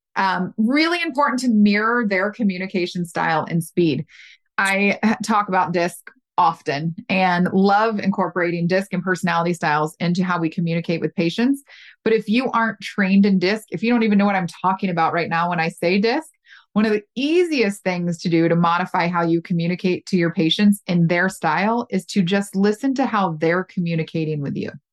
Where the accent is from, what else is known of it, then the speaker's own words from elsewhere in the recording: the South, United States; I'm from the South